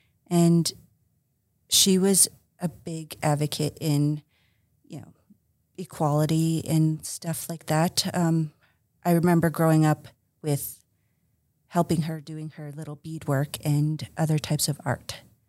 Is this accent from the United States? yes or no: no; High Prairie, Alberta, Canada; born there; also born or lived in Slave Lake / Dawson Creek; I'm Cree Métis. I was born in High Prairie, Alberta. Mm-hmm. And I grew up somewhat traveling.